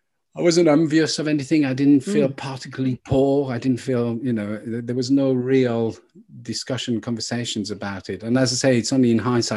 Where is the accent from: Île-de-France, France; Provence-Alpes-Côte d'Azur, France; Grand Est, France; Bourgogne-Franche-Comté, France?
Bourgogne-Franche-Comté, France; Burgundy; moved away; we come from Burgundy